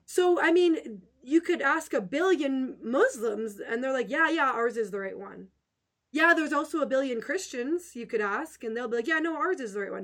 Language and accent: English; Western Canada, Canada; I'm just a nice little Canadian girl